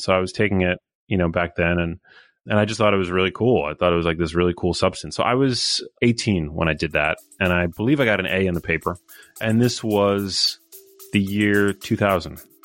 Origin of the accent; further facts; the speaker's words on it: New York City, New York, United States; I was born in Midtown Manhattan. I went to, uh, public school my whole life